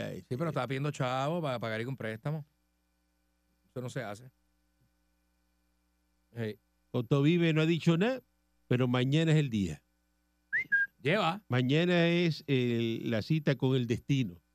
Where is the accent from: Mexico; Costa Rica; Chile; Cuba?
Cuba; Pues, claro que soy cubano